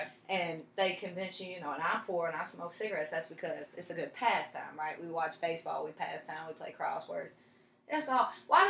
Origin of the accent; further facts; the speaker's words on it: Louisville, Kentucky, United States; Because I'm not from Kentucky. I'm from Louisville.